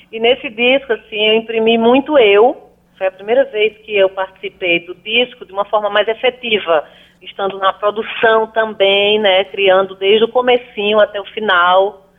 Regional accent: Paraíba, Brazil; Sou muito bem acolhida na minha terra, essa terra que é muito amada.

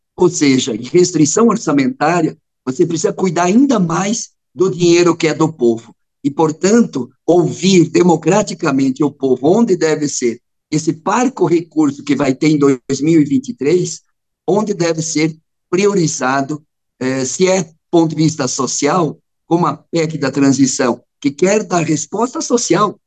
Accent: western Santa Catarina, Brazil; lá na minha região, oeste de Santa Catarina

